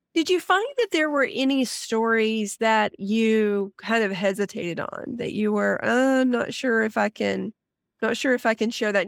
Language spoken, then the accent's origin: English; Alabama, United States; I grew up in Alabama